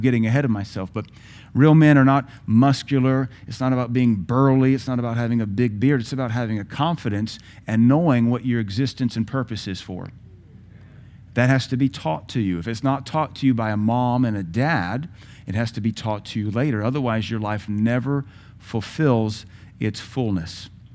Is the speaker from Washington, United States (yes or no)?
yes; Seattle, Washington, United States; moved away; also born or lived in Indiana; I grew up in Seattle in the height of the gangbanging